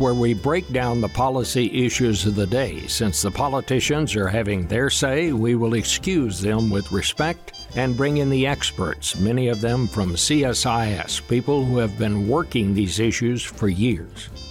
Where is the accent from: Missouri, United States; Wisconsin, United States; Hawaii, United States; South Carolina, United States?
Wisconsin, United States; My home state